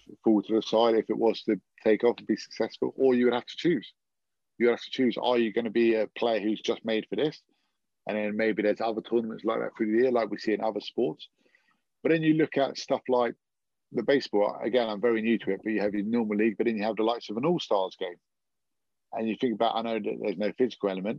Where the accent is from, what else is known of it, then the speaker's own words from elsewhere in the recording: England, United Kingdom; as an English spectator